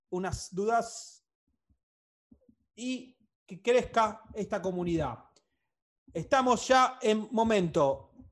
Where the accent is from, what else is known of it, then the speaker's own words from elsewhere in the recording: La Pampa, Argentina; La Pampa. La Pampa.